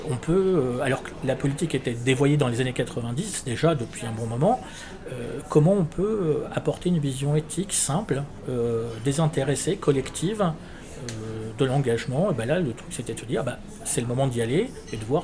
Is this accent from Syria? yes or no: no; Lyon, Auvergne-Rhône-Alpes, France; also born or lived in Villeurbanne; Oui, je suis de Lyon, je suis né à Lyon.